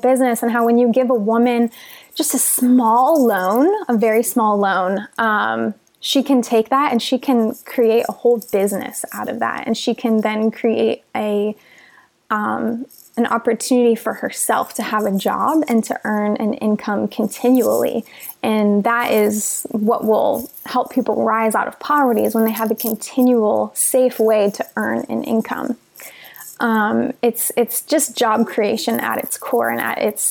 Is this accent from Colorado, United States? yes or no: no; outside of Los Angeles, California, United States; a typical American girl growing up outside of Los Angeles.